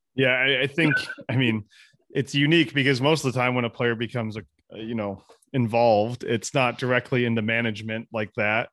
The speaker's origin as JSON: {"language": "English", "region": "Michigan", "country": "United States", "tie": "born or raised there", "said": "I'm I'm from Michigan, obviously Tank as well, and we went to the same high school"}